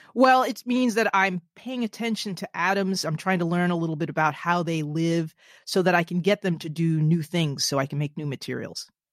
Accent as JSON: {"language": "English", "region": "New Jersey", "country": "United States", "tie": "born or raised there", "said": "my home state of New Jersey"}